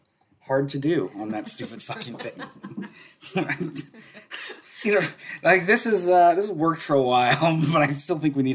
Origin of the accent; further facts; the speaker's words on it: United States; I'm American.